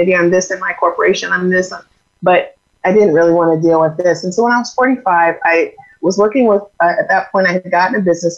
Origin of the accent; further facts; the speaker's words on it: Iowa, United States; moved away as an adult; now in Arizona, United States; I'm originally from Iowa